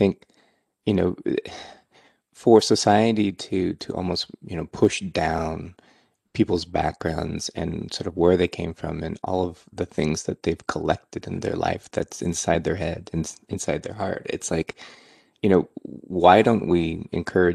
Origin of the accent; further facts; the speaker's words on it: Silicon Valley, California, United States; also born or lived in Burlingame, California; I grew up in Silicon Valley